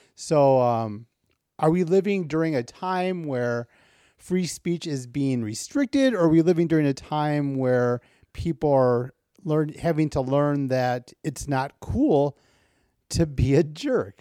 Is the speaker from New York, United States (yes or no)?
no; Waukegan, Illinois, United States; I grew up north of Chicago. I grew up in Waukegan, Illinois